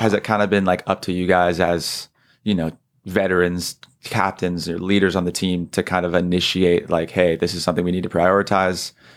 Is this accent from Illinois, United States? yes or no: no; South San Francisco area, California, United States; moved away; I'm not from Sonoma, but I'm from the South San Francisco area